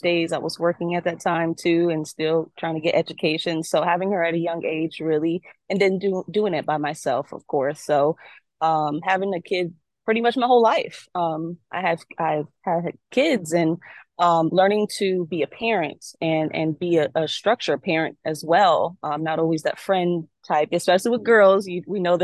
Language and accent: English; New York City, New York, United States; now in Tampa, United States; Brooklyn definitely raised me, but Tampa made me.